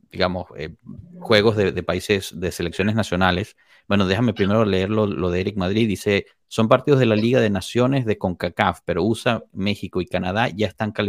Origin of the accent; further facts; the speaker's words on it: Honduras; Como hondureño